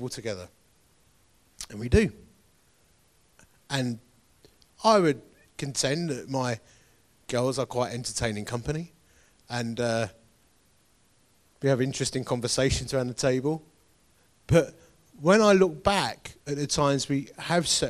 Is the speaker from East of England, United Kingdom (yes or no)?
yes; Essex, East of England, United Kingdom; I am from Essex.